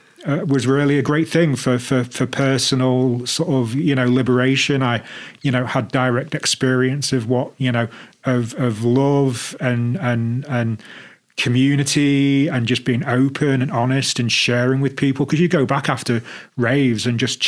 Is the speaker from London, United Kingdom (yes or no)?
no; Liverpool, North West England, United Kingdom; moved away as an adult; also born or lived in Birmingham; I grew up in Liverpool